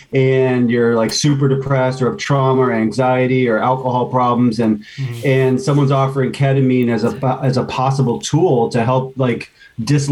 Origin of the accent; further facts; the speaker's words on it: East Coast, United States; I grew up on the East Coast